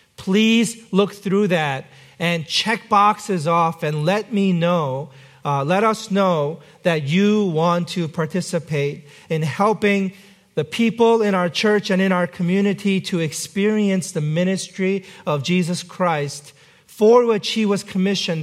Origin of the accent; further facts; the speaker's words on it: South Korea; moved away; I was not born in this country. I was born in South Korea